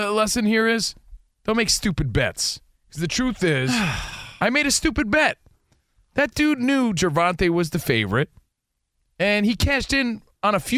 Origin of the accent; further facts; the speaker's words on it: United States; moved away; We're from the East Coast. We're from New York, New Jersey.